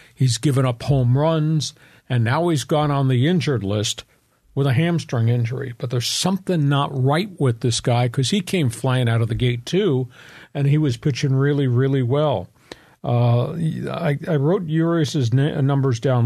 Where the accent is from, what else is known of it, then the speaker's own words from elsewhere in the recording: East Coast, United States; moved away; I grew up on the East Coast